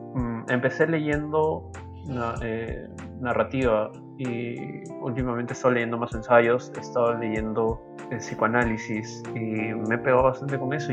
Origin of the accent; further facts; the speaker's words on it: Peru; qué nos define como peruanos